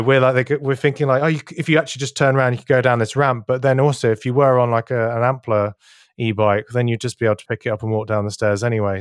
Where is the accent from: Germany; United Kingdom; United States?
Germany; Berlin; Berlin, which is my hometown